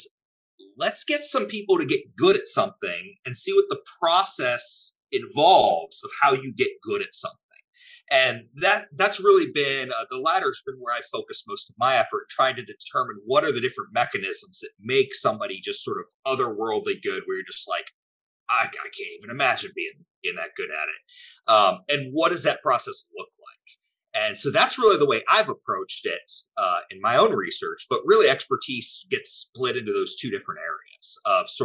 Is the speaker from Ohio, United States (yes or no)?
yes; Ohio, United States; moved away as an adult; also born or lived in North Carolina; now in Texas, United States; I did a little pit stop up in my home state of Ohio at a postdoc at Case Western Reserve University